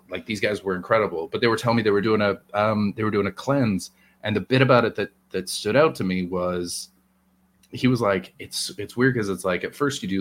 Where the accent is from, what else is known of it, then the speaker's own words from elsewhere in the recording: White Rock, British Columbia, Canada; my hometown, tiny little White